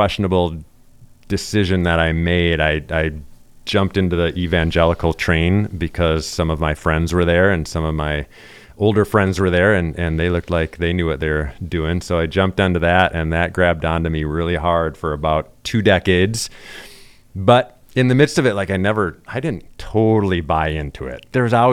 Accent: Wisconsin, United States; accent: Wisconsin; I represent diversity with the Desert Voices crowd because I'm from Wisconsin

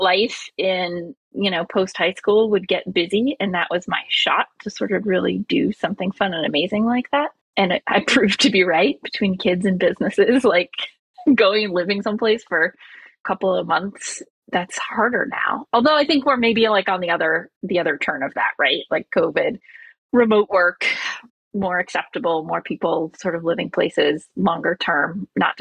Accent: United States; now in Nantucket, United States; as an American kid

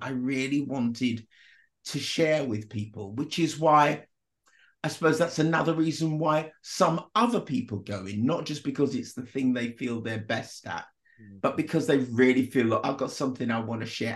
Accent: United Kingdom; also born or lived in Jamaica; I arrived in Britain when I was three from Jamaica

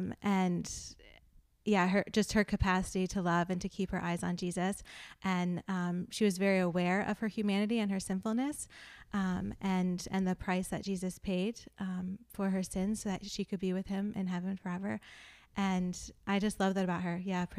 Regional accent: Fort Benning, Georgia, United States; also born or lived in North Carolina; I was born in Fort Bragg, North Carolina, moved a few times, but then landed in Fort Benning, Georgia when I was 10.

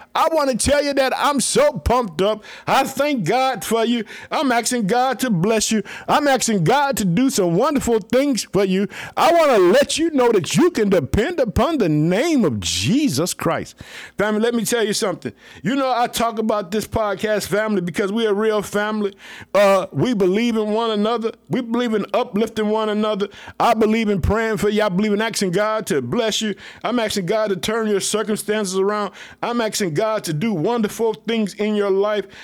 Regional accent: Illinois, United States; also born or lived in Chicago; Illinois, which is my hometown. I live in the city of Chicago.

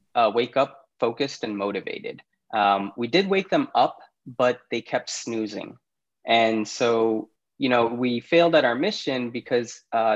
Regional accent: Naperville, Illinois, United States; also born or lived in Karachi, Pakistan; Grew up in Chicago, particularly the suburbs called Naperville. Was lucky enough to go through K-12 in Naperville as well

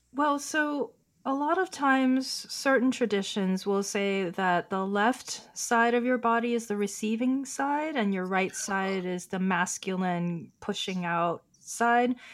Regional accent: Oakland, California, United States; first language Chinese; English is a second language; also born or lived in San Francisco / New York City / Hong Kong; now in West Hollywood, United States; I grew up in Oakland as a, uh, daughter of Chinese immigrants.

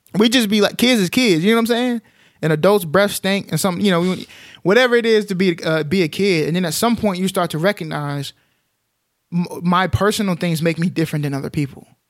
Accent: Dalworthington Gardens, Texas, United States; I grew up in Dalworthington Gardens, Texas

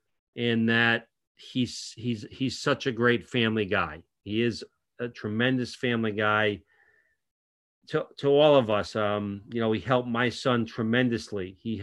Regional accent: New England, United States; And obviously growing up in New England, it was kind of the place to play

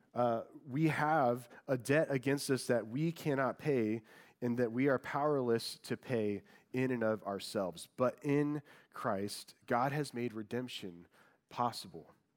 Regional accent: Indiana, United States; moved away; I'm from Indiana, and I, I was born and raised a huge Colts fan

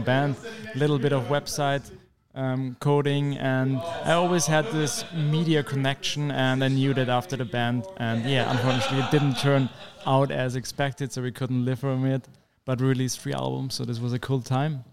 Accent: Vienna, Austria; I'm a developer from Vienna, beautiful city in Austria

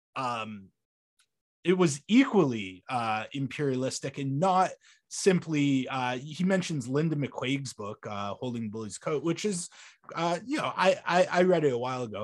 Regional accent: Canada

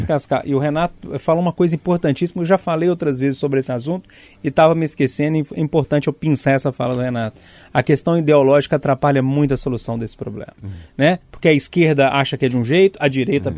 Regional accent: Passatempo, Minas Gerais, Brazil; now in Belo Horizonte, Brazil; Eu tô lá na região de Passatempo, a gente tá no campo das vertentes, que é a mesma região

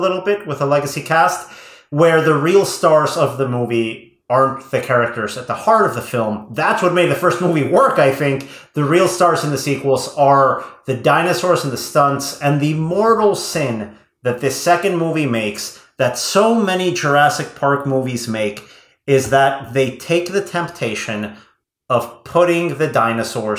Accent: Querétaro, Mexico; moved away; I was, at this point, living in Mexico. I remember seeing this on opening weekend at Cinepolis' first location in my hometown of Querétaro

